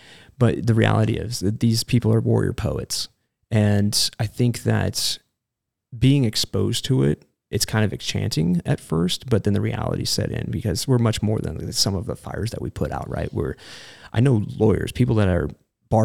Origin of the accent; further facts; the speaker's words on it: Reno, Nevada, United States; also born or lived in San Diego, California; Well, Reno, Nevada, actually. I'm from San Diego originally, but I don't like saying that out loud.